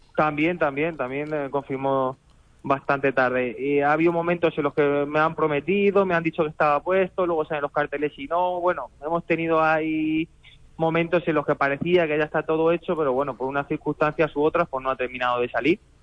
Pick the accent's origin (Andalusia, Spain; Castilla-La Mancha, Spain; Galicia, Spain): Castilla-La Mancha, Spain; Ciudad Real; mi plaza, que es la plaza de Ciudad Real